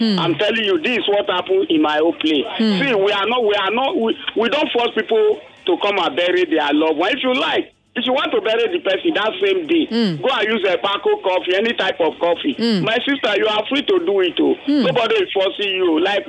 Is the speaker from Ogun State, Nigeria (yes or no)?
no; Edo, Nigeria; now in Lagos, Nigeria; Yeah, I'm from Edo State.